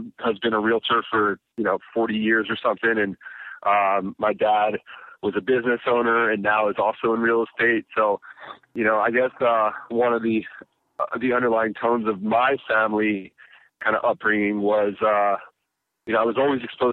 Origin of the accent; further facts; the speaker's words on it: Baltimore, Maryland, United States; Baltimore, born and raised